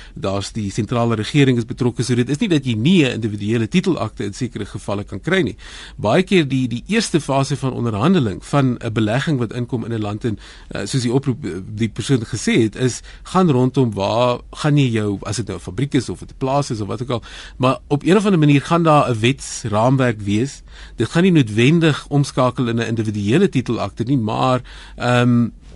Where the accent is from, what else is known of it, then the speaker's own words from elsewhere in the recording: South Africa; vir my as 'n Suid-Afrikaner